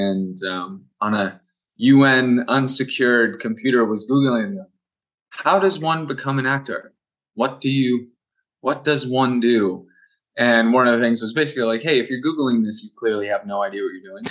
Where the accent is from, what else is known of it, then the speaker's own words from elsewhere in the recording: Vancouver, Washington, United States; am from Vancouver, Washington State.